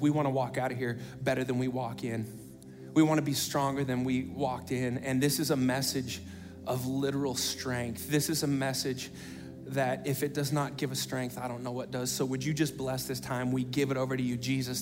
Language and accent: English; United States; I'm an American.